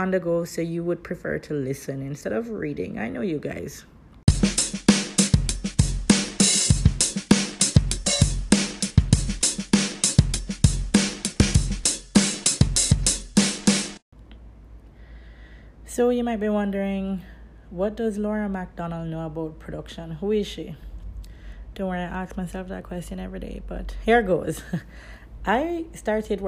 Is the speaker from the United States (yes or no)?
no; Kingston, Jamaica; I am from Kingston, Jamaica